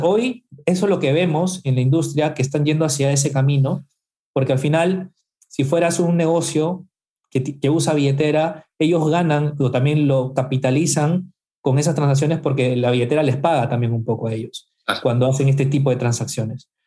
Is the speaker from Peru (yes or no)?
yes; Peru; estoy en Perú, soy peruano y vivo acá en Lima